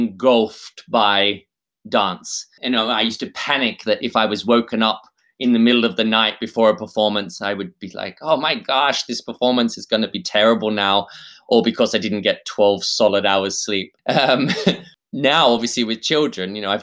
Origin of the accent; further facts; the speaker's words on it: Australia; I'm Australian